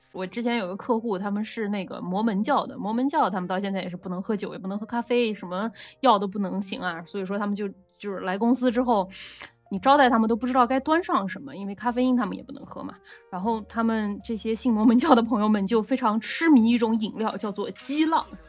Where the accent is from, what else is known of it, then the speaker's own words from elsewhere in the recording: Nanjing, Jiangsu, China; 我们南京人嘛